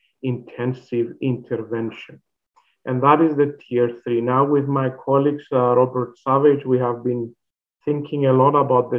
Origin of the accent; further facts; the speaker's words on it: Cyprus; moved away as an adult; also born or lived in Finland; now in Alberta, Canada; I originally come from that little island that is called Cyprus